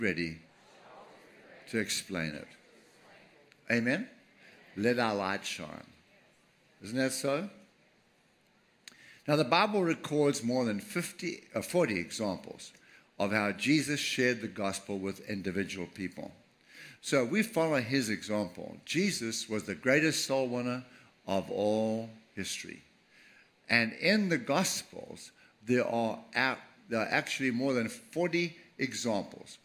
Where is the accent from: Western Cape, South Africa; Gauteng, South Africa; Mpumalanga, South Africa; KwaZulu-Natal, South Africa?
KwaZulu-Natal, South Africa; Durban; I was born 1948, April 13th, in Durban, South Africa, right on the beach.